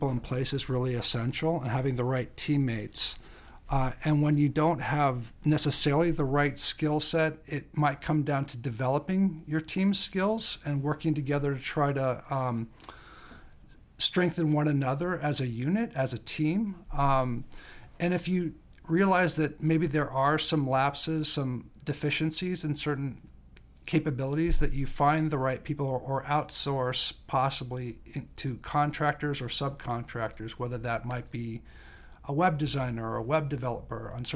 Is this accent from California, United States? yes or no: no; Lincoln, Nebraska, United States; moved away as an adult; also born or lived in Chicago / Taipei, Taiwan / Shanghai, China; I grew up in the Midwest, Nebraska, to be exact. I went to school in Chicago, so that was a big difference between growing up in Lincoln, Nebraska.